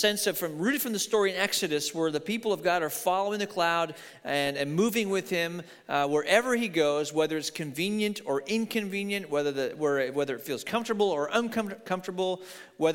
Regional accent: Oregon, United States; we're from Oregon.

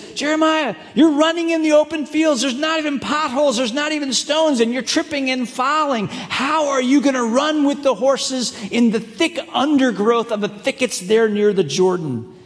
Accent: Hong Kong; moved away; I grew up in China, grew up in Hong Kong

